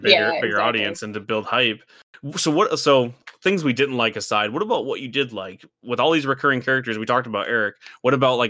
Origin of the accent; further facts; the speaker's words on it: Midwest, United States; We grew up in the Midwest and like we don't relate to the city.